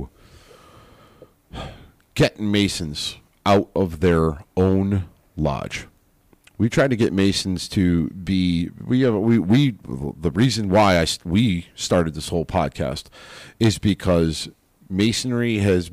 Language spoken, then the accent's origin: English; United States; as an American